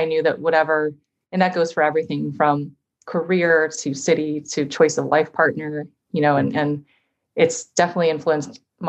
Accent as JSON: {"language": "English", "town": "San Diego", "region": "California", "country": "United States", "tie": "born or raised there", "also_born_or_lived": "Davenport, Iowa / Bay Area, California", "moved": "yes", "lives_now": "Minneapolis, United States", "said": "But we moved to California when I was three. So I grew up in San Diego in paradise."}